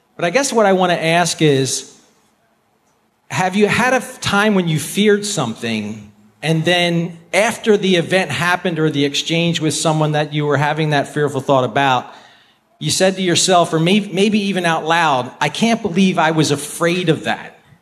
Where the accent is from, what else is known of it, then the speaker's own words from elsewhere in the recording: outside of Philadelphia, Pennsylvania, United States; I grew up outside of Philadelphia